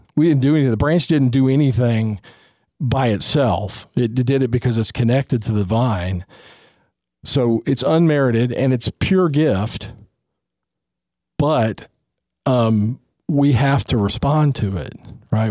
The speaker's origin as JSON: {"language": "English", "town": "Houston", "region": "Texas", "country": "United States", "tie": "born or raised there", "said": "I grew up in Houston"}